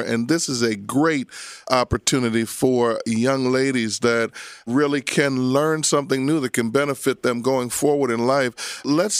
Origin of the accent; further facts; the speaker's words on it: Abington, Pennsylvania, United States; I grew up in Abington. I went to Abington High School